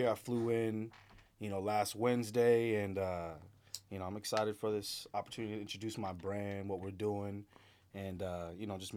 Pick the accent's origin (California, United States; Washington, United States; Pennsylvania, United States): Washington, United States; Seattle; I'm from Seattle.